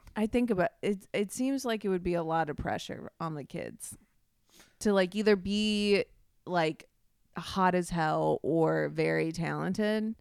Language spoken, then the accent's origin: English; Midwest, United States; growing up in the Midwest